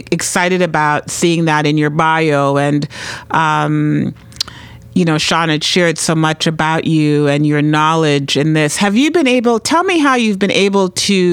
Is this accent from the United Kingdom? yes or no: no; Trinidad & Tobago; now in New Hampshire, United States; I'm the daughter of Grenadian and Venezuelan parents, and I was born in Trinidad